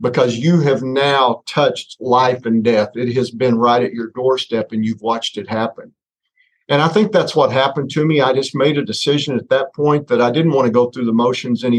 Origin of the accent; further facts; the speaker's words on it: Northwest Arkansas, United States; growing up in Northwest Arkansas, a small town of about 2,500 people